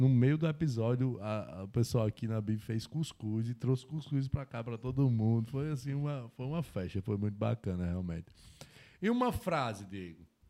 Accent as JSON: {"language": "Portuguese", "town": "Mossoró", "region": "Rio Grande do Norte", "country": "Brazil", "said": "Mossoró, Rio Grande do Norte"}